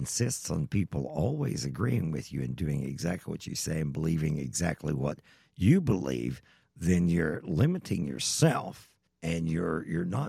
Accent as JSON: {"language": "English", "region": "Eastern Kentucky", "country": "United States", "said": "I'm from Eastern Kentucky"}